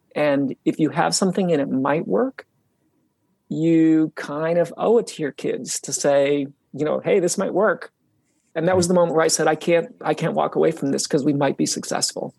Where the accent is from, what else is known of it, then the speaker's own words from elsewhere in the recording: Utah, United States; when I was young, I grew up in Utah and I grew up really close to the mountains.